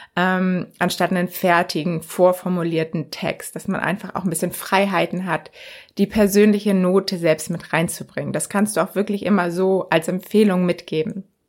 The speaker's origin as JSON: {"language": "German", "country": "Germany", "said": "bei uns in Deutschland"}